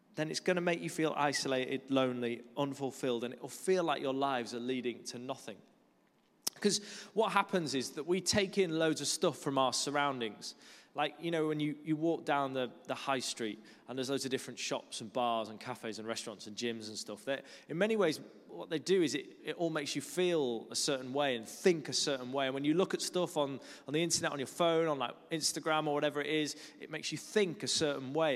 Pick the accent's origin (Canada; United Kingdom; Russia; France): United Kingdom; Lake District, North West England; moved away as an adult; also born or lived in Kuala Lumpur, Malaysia; now in London, United Kingdom; I grew up in the Lake District, which is a beautiful part of the world